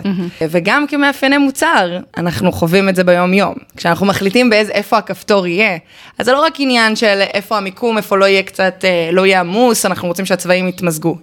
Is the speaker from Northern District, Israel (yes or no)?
no; Haifa, Haifa District, Israel; moved away as an adult; also born or lived in Boston; אני חיפאית גאה, למרות שלא גרתי שם מאז התיכון.